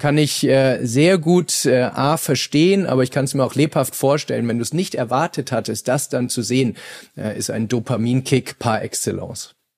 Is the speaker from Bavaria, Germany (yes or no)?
yes; Bavaria, Germany; wie es bei uns in Bayern heißt